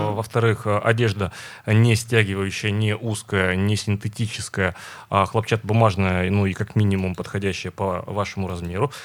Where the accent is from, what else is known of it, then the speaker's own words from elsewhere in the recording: Urals, Russia; мы Уральцы